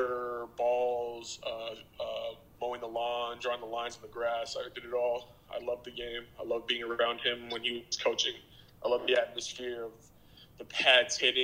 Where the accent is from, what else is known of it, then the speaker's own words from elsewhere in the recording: Montreal, Quebec, Canada; moved away as an adult; Grew up in Montreal, Quebec